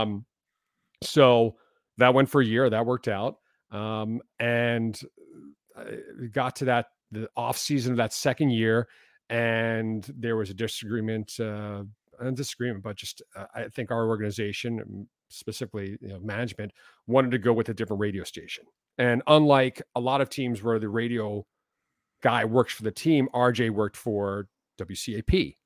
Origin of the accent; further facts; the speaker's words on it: Villanova, Pennsylvania, United States; also born or lived in Philadelphia; I was born, I mean, in Philadelphia, but I grew up, uh, probably Villanova is where, the town that people know the most.